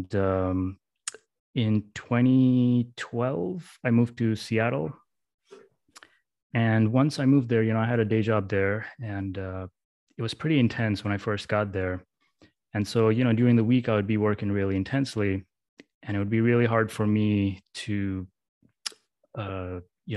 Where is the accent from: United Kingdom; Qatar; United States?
Qatar; Mesaieed; I grew up in Qatar in the Middle East in a small town called Masaid.